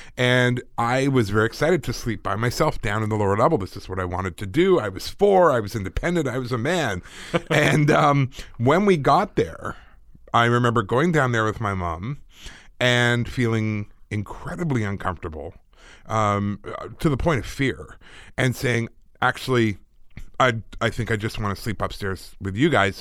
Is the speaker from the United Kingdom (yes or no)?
yes; United Kingdom; I'm British.